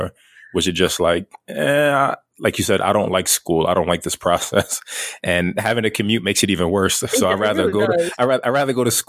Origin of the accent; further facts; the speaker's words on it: Brooklyn, New York, United States; I grew up in Flatbush in Brooklyn, and like, I lived on a square block, and surrounding the block was the projects.